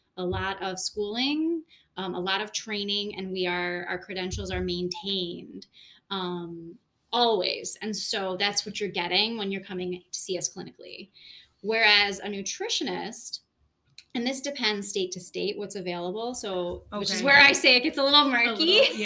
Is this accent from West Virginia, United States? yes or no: no; Buffalo, New York, United States; moved away as an adult; now in Rochester, United States; We grew up together in Buffalo